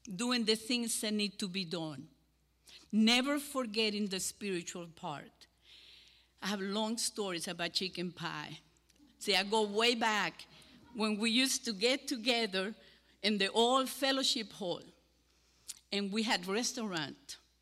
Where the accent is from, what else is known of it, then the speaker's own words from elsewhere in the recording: Cuba; accent: Cuban; English is a second language; moved away as an adult; now in Deep River, United States; my Cuban accent